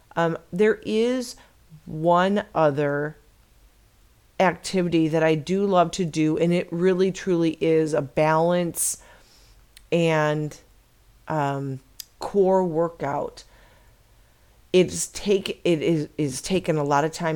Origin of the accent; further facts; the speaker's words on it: Chicago, Illinois, United States; now in Arizona, United States; I was born and raised in Chicago